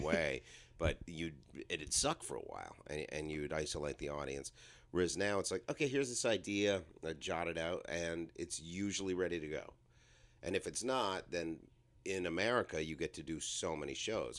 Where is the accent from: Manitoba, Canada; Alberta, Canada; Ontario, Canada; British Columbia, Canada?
Ontario, Canada; Toronto; moved away; also born or lived in New York City, United States; I grew up middle class in Toronto